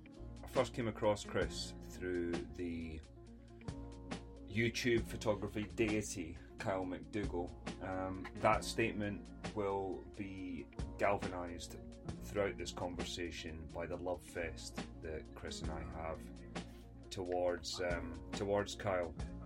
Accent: Scotland, United Kingdom; I also potentially insult my home country of Scotland, so if I did, I apologise profusely

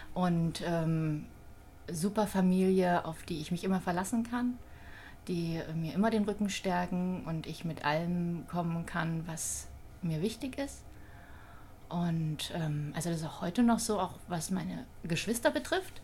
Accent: Thuringia, Germany; moved away as an adult; now in Wiesbaden, Germany; gebürtig komme ich aus Thüringen. Mhm. Bin 72 geboren in einem, ja, kleinen, einer kleinen Stadt und ähm, habe noch eine ältere und eine jüngere Schwester. Und ähm, ja, ich habe dort meine Jugend verbracht bis zum 18. Lebensjahr.

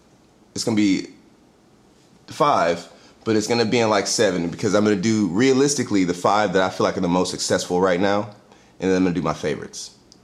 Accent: Charlotte, North Carolina, United States; born or raised there; also born or lived in Florida

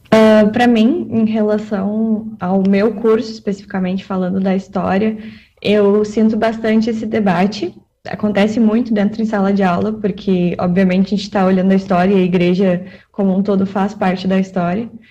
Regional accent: Canoas, Rio Grande do Sul, Brazil; eu sou de Canoas, moro em Canoas

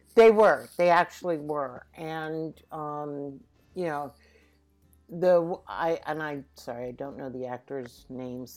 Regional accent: Philadelphia, Pennsylvania, United States; moved away as an adult; also born or lived in New York; I was born and raised in Philadelphia. I have not lived in Philadelphia all my life because I did spend about 30 years in New York.

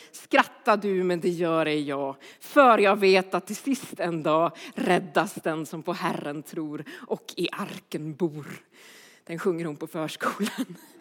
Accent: Örebro, Örebro County, Sweden; Jag kommer från Örebro

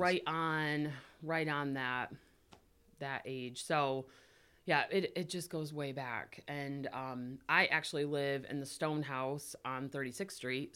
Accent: Climax, Michigan, United States; we're from Climax Scots

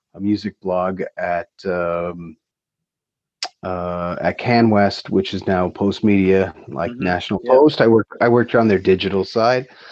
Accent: Waterloo, Ontario, Canada; growing up in Waterloo as teenagers

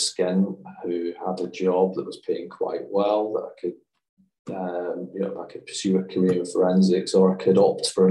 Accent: Glasgow, Scotland, United Kingdom; I grew up in the East End of Glasgow.

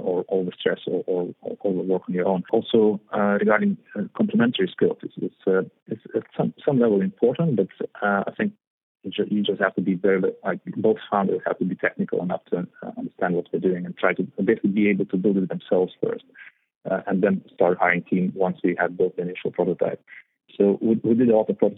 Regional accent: Vilnius, Vilnius County, Lithuania; moved away as an adult; also born or lived in Spain; now in London, United Kingdom; Capital, mostly, in Vilnius. It's a nice place. It's a bit cold in winters, but it's really nice. So I grew up there

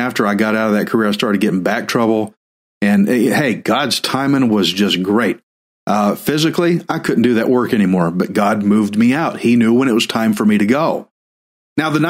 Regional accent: Texas, United States; I'm Texan

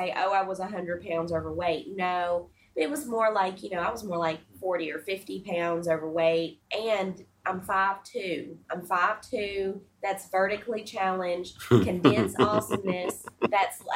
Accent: the South, United States; And I'm from the South, and so I'm going to tell you, I grew up fat.

